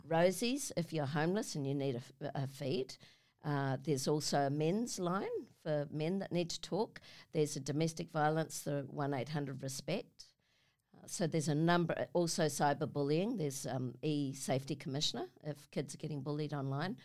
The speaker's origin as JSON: {"language": "English", "region": "Auckland", "country": "New Zealand", "tie": "born or raised there", "said": "I come from New Zealand, from Auckland, a little suburb called Avondale, which is some Westie chick"}